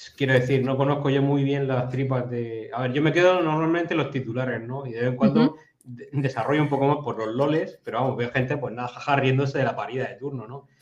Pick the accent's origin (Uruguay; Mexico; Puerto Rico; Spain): Spain; Region of Murcia; los murcianos